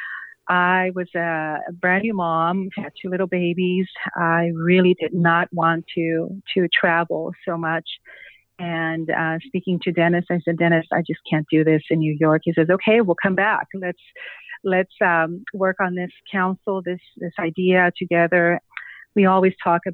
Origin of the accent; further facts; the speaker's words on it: San Luis Potosí, Mexico; first language Spanish; English is a second language; moved away as an adult; now in United States; I arrived in the United States in 1993, right, as I was completing college at the university in my hometown of San Luis Potosí, Mexico.